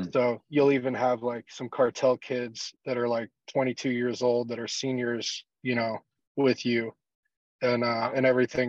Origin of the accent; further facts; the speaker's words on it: South Padre Island, Texas, United States; also born or lived in Corpus Christi, Texas; I grew up in South Texas, in a place called South Padre Island, and then also spent some time in Corpus Christi, North Padre Island, throughout my early years.